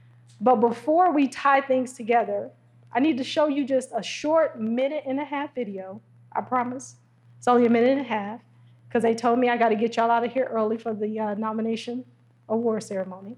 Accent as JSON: {"language": "English", "town": "Detroit", "region": "Michigan", "country": "United States", "said": "I'm from Detroit"}